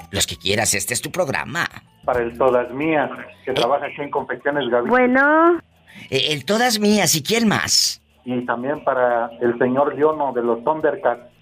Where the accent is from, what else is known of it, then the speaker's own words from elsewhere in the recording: Los Algodones, Baja California, Mexico; Yo soy de LA, mi diva, LABC. En Baja California.